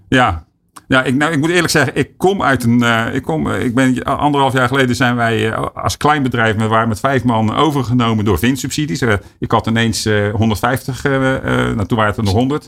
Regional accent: Netherlands; ons als, als Nederlander

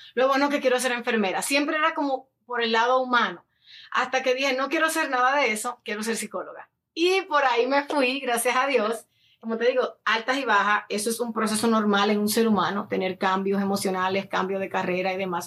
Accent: Dominican Republic; moved away as an adult; now in United States; yo soy dominicana, dominicana de pura cepa, como dicen, nacida y criada en República Dominicana. Llegué a los Estados Unidos a los 18 años

